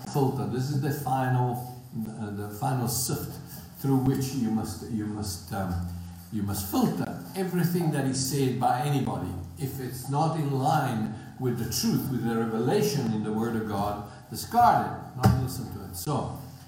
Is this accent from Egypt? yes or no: no; South Africa; accent: southern; I am from South Africa